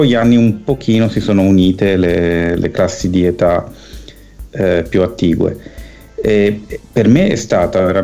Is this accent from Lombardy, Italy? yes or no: yes; Milan, Lombardy, Italy; Io sono nato nel 70 e sono cresciuto a Milano in un eh, quartiere eh, che all'epoca era periferico, adesso è quasi in centro perché la città è cresciuta a dismisura